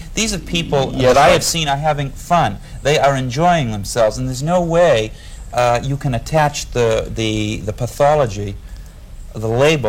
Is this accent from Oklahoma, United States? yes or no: no; Boston, Massachusetts, United States